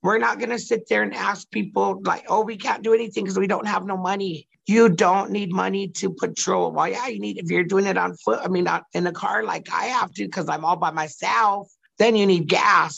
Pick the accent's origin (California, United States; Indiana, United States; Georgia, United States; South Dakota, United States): South Dakota, United States; Oglala Territory; I'm from Oglala Territory.